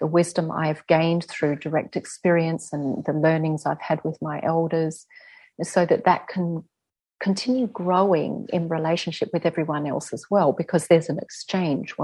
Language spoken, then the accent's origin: English; Adelaide, South Australia, Australia; in our culture here as Aboriginal Australian people